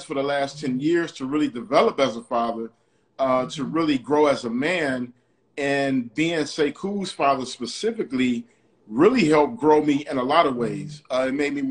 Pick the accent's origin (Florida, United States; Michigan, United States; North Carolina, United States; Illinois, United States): Michigan, United States; Detroit; I grew up like in Detroit